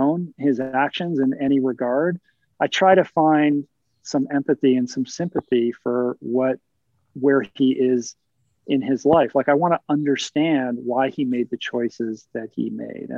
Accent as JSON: {"language": "English", "town": "Washington", "region": "District of Columbia", "country": "United States", "tie": "born or raised there", "said": "I grew up in Washington, D.C. I grew up surrounded by politics and politicians"}